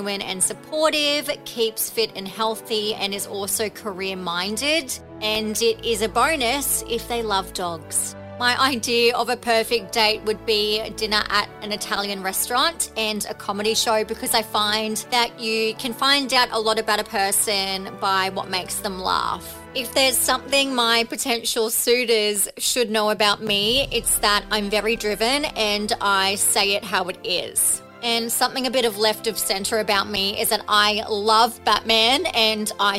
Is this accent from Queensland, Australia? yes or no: yes; Brisbane, Queensland, Australia; I'm 27 from Brisbane